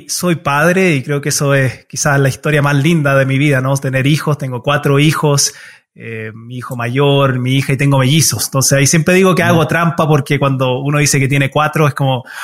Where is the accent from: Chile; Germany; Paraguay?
Chile; now in United States; mi papá tomó una decisión igual bien difícil de, emigrar a los Estados Unidos. Nosotros originalmente somos de Chile